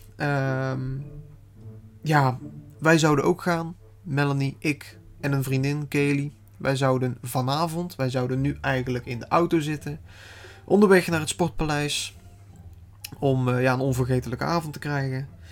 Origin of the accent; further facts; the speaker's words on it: Netherlands; Ik kom uit Nederland